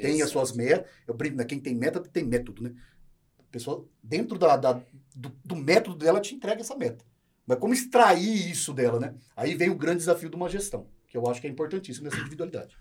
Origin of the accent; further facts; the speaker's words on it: Maringá, Paraná, Brazil; moved away as an adult; also born or lived in Londrina / Presidente Prudente; now in São Paulo, Brazil; Eu comecei em Maringá, eu sou paranaense, da cidade de Maringá